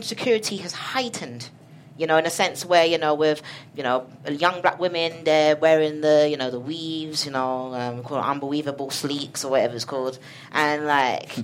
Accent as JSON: {"language": "English", "region": "London", "country": "United Kingdom", "said": "I come from South London"}